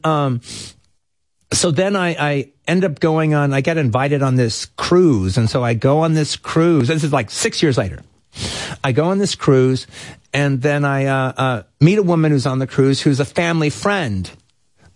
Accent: Los Angeles, California, United States; also born or lived in Tel Aviv, Israel; I'm from Los Angeles and I didn't know I was going to be there that long

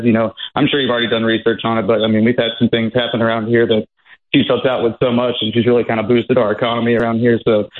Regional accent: Tennessee, United States; I'm actually from the Smoky Mountains. I went to the same high school she did. I work around here in the area she works in.

